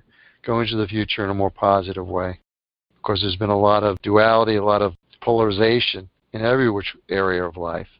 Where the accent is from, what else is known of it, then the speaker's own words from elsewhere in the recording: New York City, New York, United States; I was born in Bronx, New York.